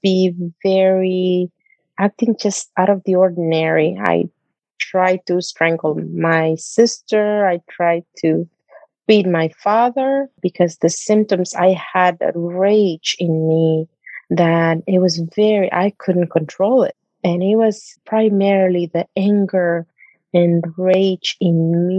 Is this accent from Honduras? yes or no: yes; Honduras; moved away; I'm originally from Honduras